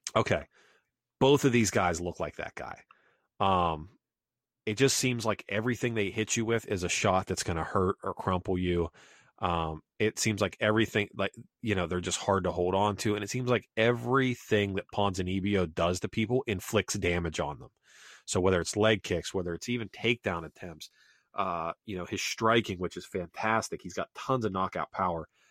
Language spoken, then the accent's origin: English; Pennsylvania, United States; now in South Carolina, United States; growing up in Pennsylvania and now South Carolina